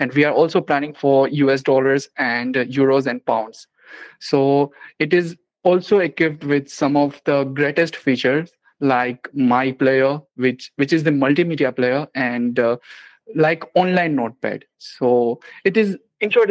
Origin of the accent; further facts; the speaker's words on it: India; I'm from India